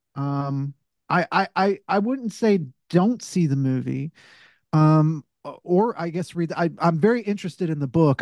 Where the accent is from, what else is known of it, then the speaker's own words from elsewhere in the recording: the South, United States; I'm a Southerner